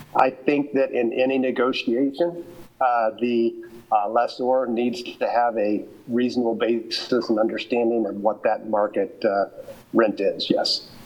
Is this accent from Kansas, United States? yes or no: yes; Lawrence, Kansas, United States; moved away as an adult; now in Colorado, United States; Lawrence is my hometown, even though I've been in Colorado now for 30 years.